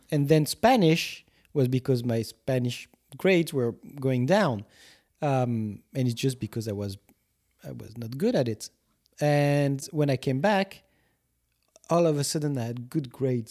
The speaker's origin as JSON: {"language": "English", "country": "Guadeloupe", "second_language": "English", "said": "I was coming from Guadeloupe at the time"}